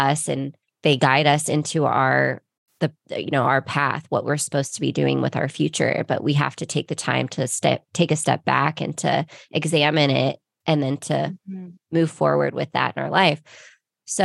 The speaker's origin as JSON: {"language": "English", "town": "Ventura", "region": "California", "country": "United States", "tie": "born or raised there", "lives_now": "Costa Mesa, United States"}